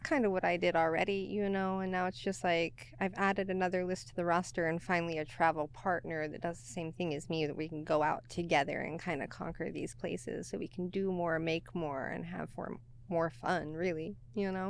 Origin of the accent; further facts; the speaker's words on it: Oklahoma, United States; moved away as an adult; also born or lived in Texas; now in Seattle, United States; born and raised in Oklahoma, and then did Texas for a couple of years